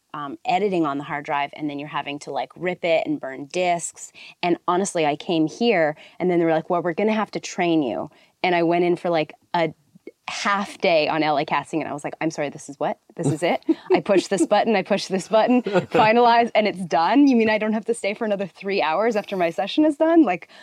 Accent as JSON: {"language": "English", "town": "Edmonton", "region": "Alberta", "country": "Canada", "also_born_or_lived": "Toronto", "moved": "yes", "lives_now": "Los Angeles, United States", "said": "I'm from Edmonton."}